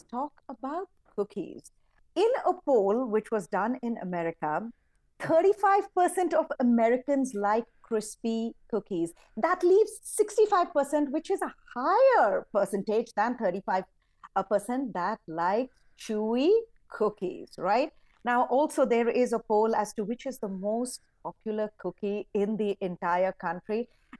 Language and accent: English; India; moved away; I grew up in India